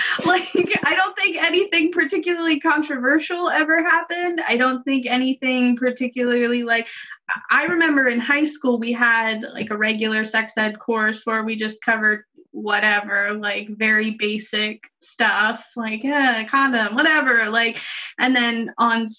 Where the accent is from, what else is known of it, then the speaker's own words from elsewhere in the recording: Delaware, United States; also born or lived in Shepherdstown, West Virginia; I started sixth grade back in Delaware. So I was born in Delaware, left and came back.